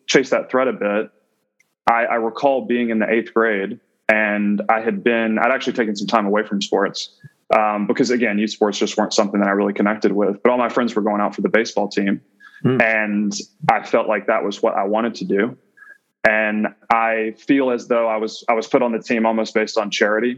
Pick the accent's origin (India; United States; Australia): United States; central Georgia; growing up in Georgia, there's an ecosystem that surrounds you where football is primary, at least in the sort of central Georgian area that I'm from.